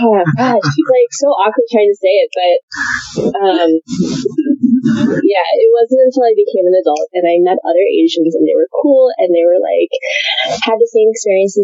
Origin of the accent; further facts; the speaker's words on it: Florida, United States; I grew up in a small town in Florida